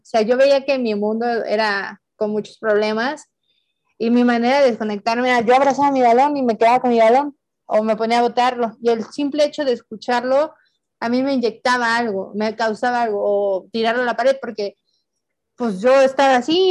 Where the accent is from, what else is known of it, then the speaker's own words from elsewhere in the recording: Tehuacán, Puebla, Mexico; moved away as an adult; Tehuacán eh, en ese tiempo, pues era yo le digo mi pueblito bicicletero, ahorita ya es mi ciudad bicicletera